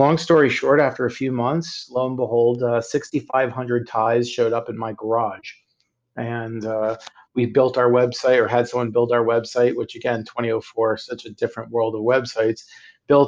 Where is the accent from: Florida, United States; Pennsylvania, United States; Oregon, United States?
Florida, United States; Miami Beach; moved away as an adult; also born or lived in Indiana / Chicago, Illinois; now in Florida, United States; I'm originally from Miami Beach, Florida